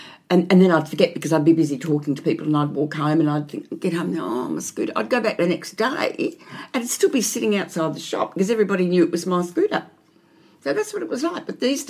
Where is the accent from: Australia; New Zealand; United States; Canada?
Australia; Melbourne, Victoria; I grew up here in Maribyrnong.